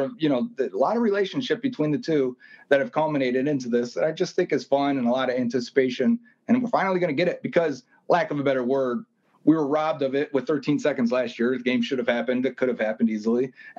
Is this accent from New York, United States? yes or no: yes; Buffalo, New York, United States; growing up in Buffalo, I understand why that happens. We shovel each other's driveways.